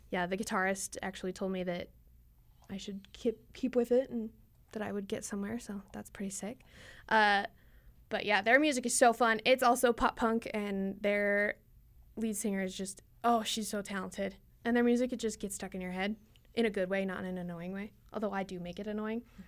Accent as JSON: {"language": "English", "town": "American Fork", "region": "Utah", "country": "United States", "also_born_or_lived": "Magna, Utah", "said": "originally I'm from American Fork, but moved to Magna"}